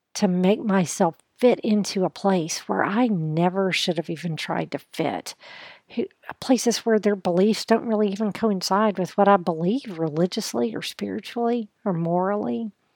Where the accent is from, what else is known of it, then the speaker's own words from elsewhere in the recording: United States; as a woman, as an American woman